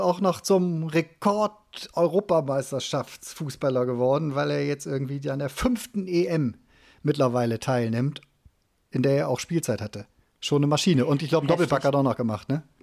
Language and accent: German; Cologne, North Rhine-Westphalia, Germany; hier als Kölner